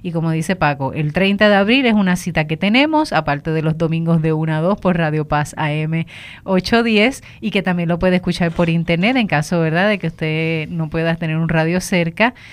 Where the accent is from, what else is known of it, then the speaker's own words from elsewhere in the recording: Puerto Rico; es nuestra herencia como puertorriqueños, somos orgullosísimos de nuestras costas